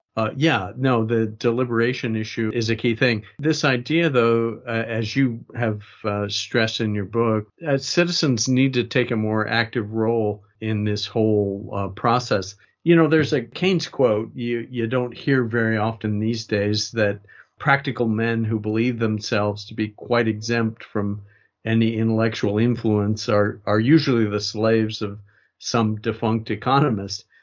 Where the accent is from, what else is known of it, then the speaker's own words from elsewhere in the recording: United States; I say that as an American